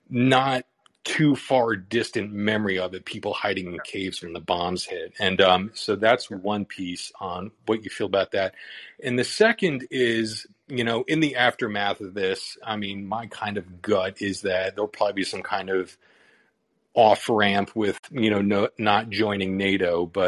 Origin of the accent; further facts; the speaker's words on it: United States; now in Europe; I'm an American here in Europe